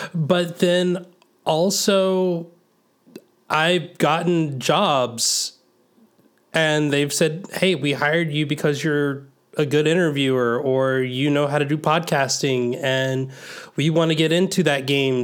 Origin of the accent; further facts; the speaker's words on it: the South, United States; growing up in the South, I think I had a different kind of church organ